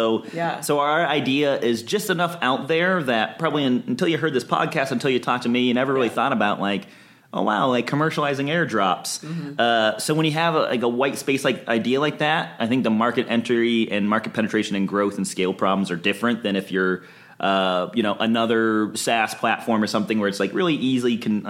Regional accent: Ann Arbor, Michigan, United States; now in Los Angeles, United States; I am from Michigan originally. Oh, okay. I'm from Ann Arbor, Michigan.

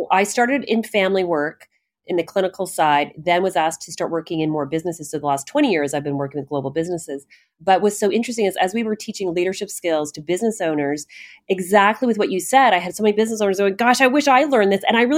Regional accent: Canada; I'm Canadian

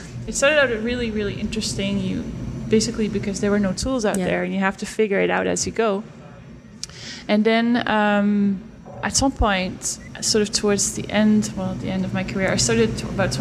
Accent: Stadskanaal, Groningen, Netherlands; I'm from the north of the Netherlands.

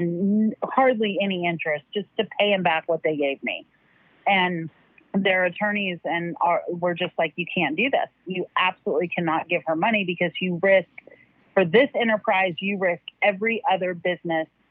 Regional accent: Alaska, United States; I grew up in Alaska

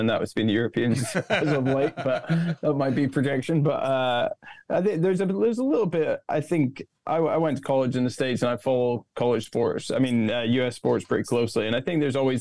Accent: Scotland, United Kingdom; moved away as an adult; also born or lived in Florida; I'm from Scotland.

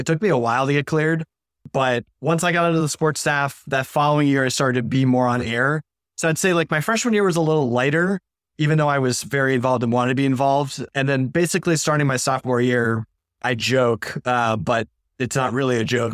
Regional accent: Maine, United States; moved away as an adult; now in Syracuse, United States; I was a hu-, huge Boston sports fan growing up in Maine all my life.

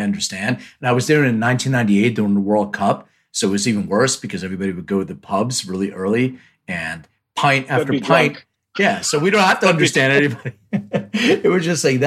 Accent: Philadelphia, Pennsylvania, United States; born or raised there; also born or lived in Lithuania

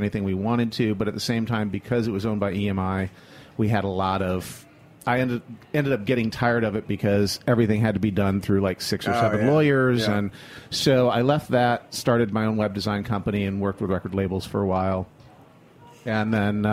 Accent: Flint, Michigan, United States; moved away as an adult; also born or lived in upstate New York; I'm originally from Michigan, from Flint, Michigan, which beats up Detroit on a regular basis.

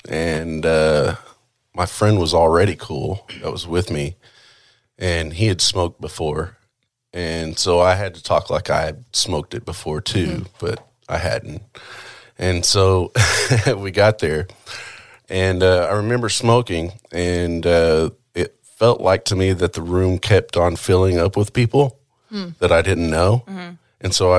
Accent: Chickasha, Oklahoma, United States; All over. A lot of different towns. But at that time, it was I was in school in Chickasha, Oklahoma.

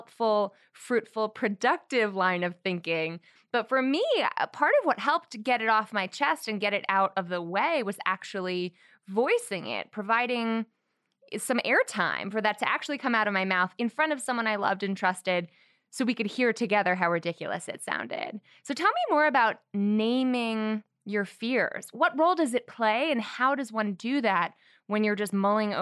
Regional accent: Connecticut, United States; a little school from my home state known as Yale University

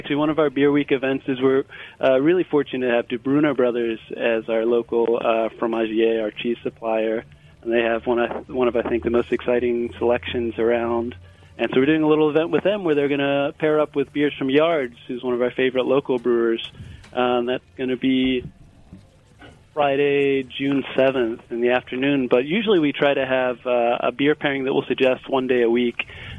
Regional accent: Northern Ireland, United Kingdom; moved away as an adult; now in Philadelphia, United States; But I was born and raised in Northern Ireland, moved out to the States in 92

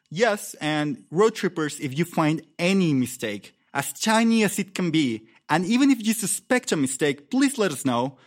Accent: Mexico City, Mexico; moved away as an adult; now in Oaxaca, Mexico; I grew up in Mexico City

